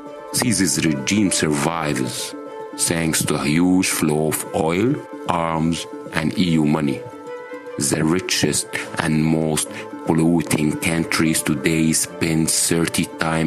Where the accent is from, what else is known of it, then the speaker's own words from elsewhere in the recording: Egypt; moved away as an adult; I'm a human rights lawyer, researcher, and migration activist. I have been born and raised in Egypt until I left the country in 2017